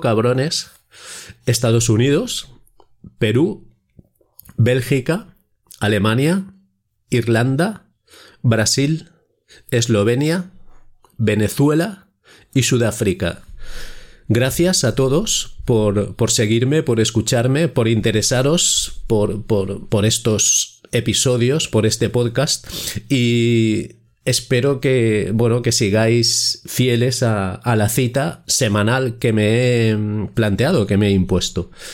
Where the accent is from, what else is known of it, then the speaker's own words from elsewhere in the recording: Spain; como ciudadano español